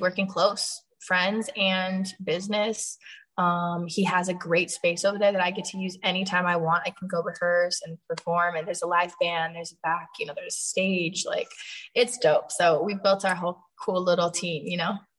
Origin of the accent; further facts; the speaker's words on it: Sacramento / San Francisco, California, United States; performing in Sacramento and in San Francisco is lit because that's like half my hometown